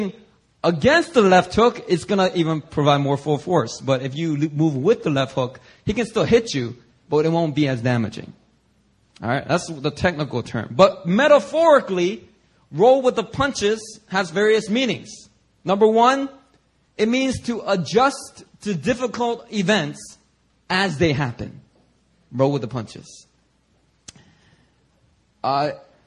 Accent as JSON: {"language": "English", "town": "Philadelphia", "region": "Pennsylvania", "country": "United States", "tie": "born or raised there", "said": "growing up in Philadelphia, I have a very diverse range of experiences with people of all ethnicities"}